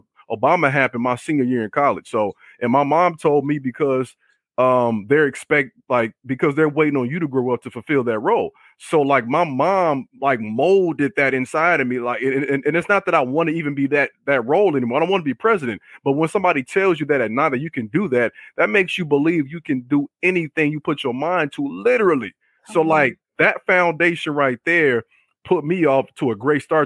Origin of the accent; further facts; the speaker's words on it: Chicago, Illinois, United States; I grew up on the South Side, born in the late 80s and the 90s